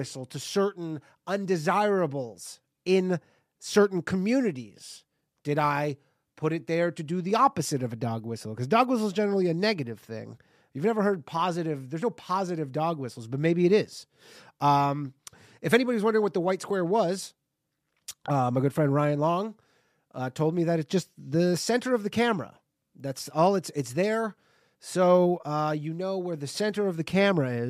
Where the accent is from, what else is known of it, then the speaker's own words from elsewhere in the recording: Canada; moved away as an adult; now in New York, United States; I'm Canadian. I'm a foreigner in this country